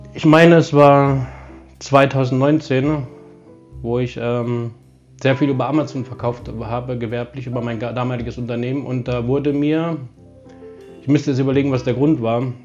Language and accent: German; Germany; ich bin Deutscher